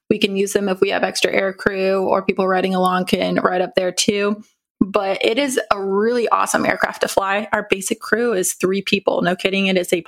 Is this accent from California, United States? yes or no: yes; Vacaville, California, United States; I am originally from Vacaville, California, grew up a military brat.